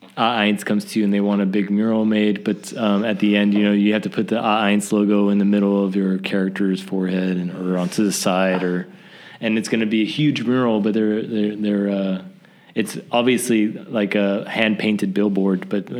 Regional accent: the South, United States; It's just the way I grew up, I think. Just growing up in the South was...

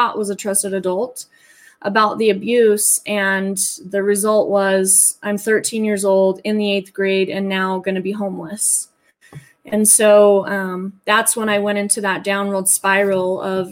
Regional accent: Salt Lake City, Utah, United States; born and raised in Utah, as a matter of fact, within the vicinity of Salt Lake

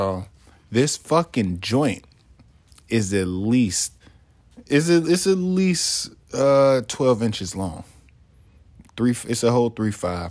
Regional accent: Chicago, Illinois, United States; moved away; also born or lived in Nebraska; I'm from Chicago

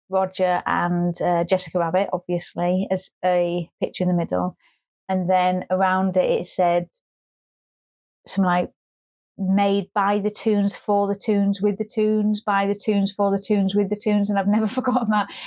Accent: Scotland, United Kingdom; I'm a Scottish person.

